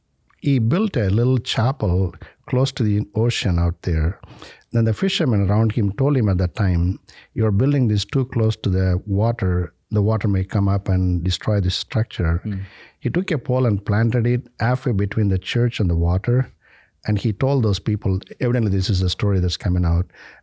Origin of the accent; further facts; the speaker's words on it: India; English is a second language; and the confirmation on the same day by an archbishop of our native home diocese in India.